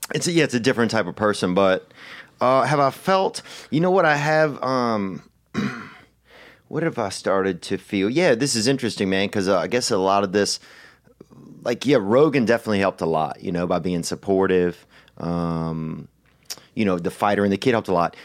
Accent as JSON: {"language": "English", "region": "Louisiana", "country": "United States", "tie": "born or raised there", "said": "growing up in Louisiana"}